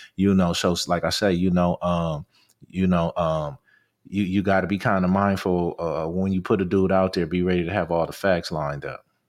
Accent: Compton, California, United States; I'm from East Side Compton

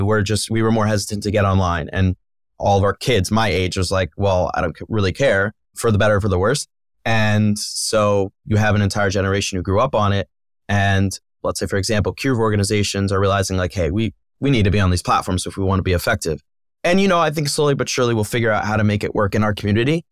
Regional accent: Philadelphia, Pennsylvania, United States; I grew up in Philadelphia.

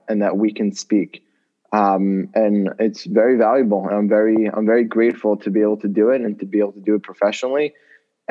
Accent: College Park, Maryland, United States; I grew up as the son of the Chabad rabbi at the University of Maryland in College Park

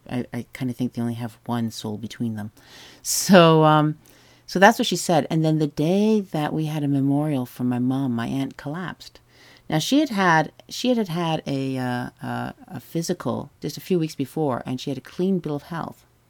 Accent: Whitby and Ajax, Lake Ontario, Canada; also born or lived in Toronto; I grew up on the shores of Lake Ontario between Whitby and Ajax

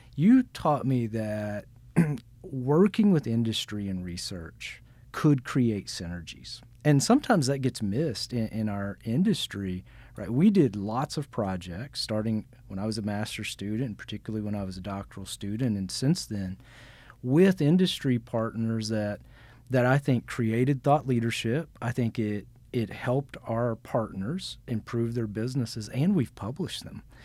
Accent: Newport, Arkansas, United States; I'm from Arkansas. I grew up in Arkansas.

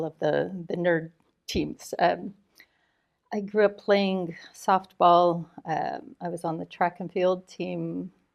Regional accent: Chicago, Illinois, United States; moved away as an adult; also born or lived in Australia; now in Tokyo, Japan; I grew up in a neighborhood called Riverdale, which is, if you're familiar at all with Chicago, just south of a neighborhood called Pullman

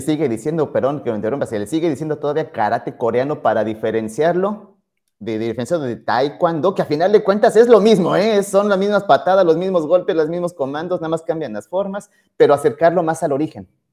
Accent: Pachuca, Hidalgo, Mexico; en Hidalgo, allá en Pachuca, de donde, de donde soy, originario, no habían escuelas de karate

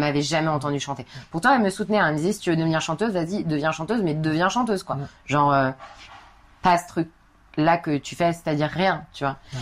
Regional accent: Paris, Île-de-France, France; je suis parisienne

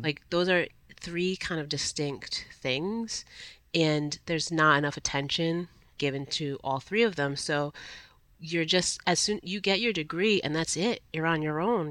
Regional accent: Providence, Rhode Island, United States; I was a Providence public school kid, literally beginning to end, from Head Start through Rhode Island College

